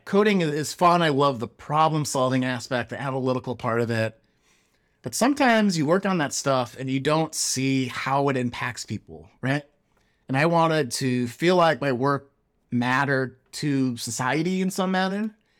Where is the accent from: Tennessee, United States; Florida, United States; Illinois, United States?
Illinois, United States; Chicago; now in Silicon Valley, United States; growing up in Chicago, Chicagoland